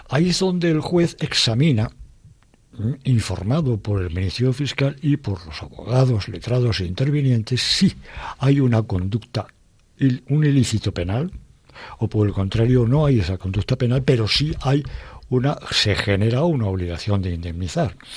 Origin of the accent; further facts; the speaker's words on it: Madrid, Community of Madrid, Spain; de mi pueblo, que es Madrid